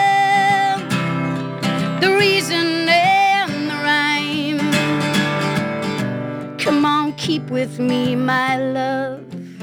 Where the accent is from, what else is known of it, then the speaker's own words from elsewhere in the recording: Charlottetown, Prince Edward Island, Canada; got on a plane back to my hometown of Charlottetown, did a show, 8:30 the next morning.